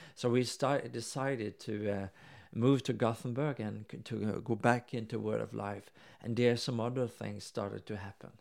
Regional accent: Norway; now in Sweden; since I'm from Norway

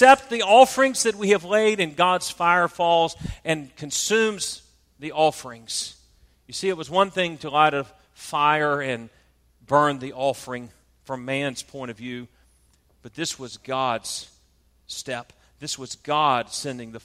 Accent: South Georgia, United States; I'm from South Georgia, we call it a pulpit

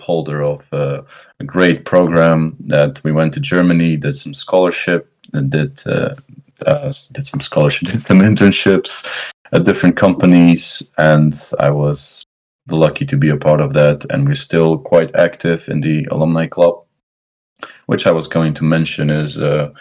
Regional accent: Ohrid, North Macedonia; moved away as an adult; also born or lived in Skopje / Eindhoven, Netherlands; now in United Kingdom; I come from Ohrid, the same town as Naum, from Macedonia

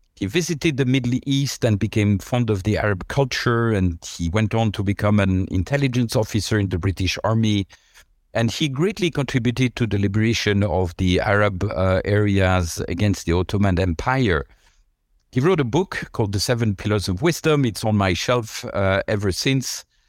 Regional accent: La Chaux-de-Fonds, Neuchâtel, Switzerland; moved away; also born or lived in Lausanne; in a city nobody has heard of apart from, uh, the Swiss. It's called La Chaux-de-Fonds.

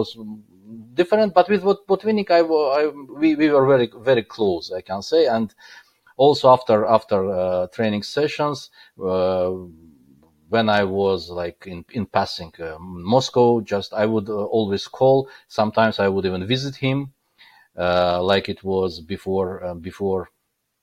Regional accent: Baku, Azerbaijan; English is a second language; moved away; also born or lived in Qatar; that time I was still living in Baku, because I'm hail from Baku

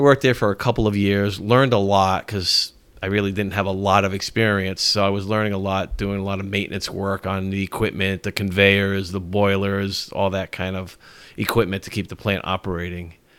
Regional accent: Norwich, Connecticut, United States; moved away as an adult; now in Richmond, United States; I grew up in Connecticut. Lived in Norwich, Connecticut my whole life and moved here probably about five years ago

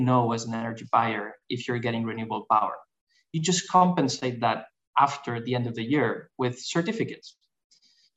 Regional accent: Barcelona, Catalonia, Spain; I'm originally from Barcelona, Spain

